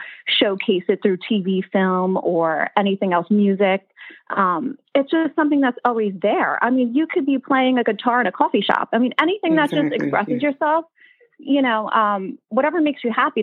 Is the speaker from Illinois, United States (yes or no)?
no; New York, United States; I grew up in New York. I still live here.